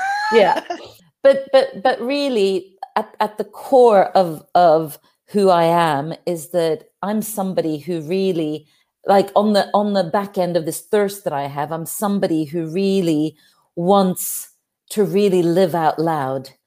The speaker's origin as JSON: {"language": "English", "country": "Norway", "said": "I'm from Norway, up there in the cold north"}